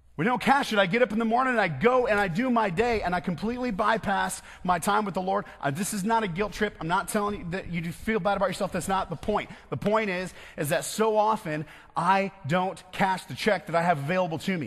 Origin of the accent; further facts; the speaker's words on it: West Michigan, United States; I'm from West Michigan.